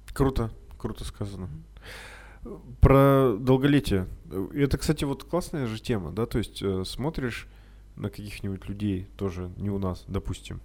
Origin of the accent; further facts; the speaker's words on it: Urals, Russia; мы с Урала, там холодно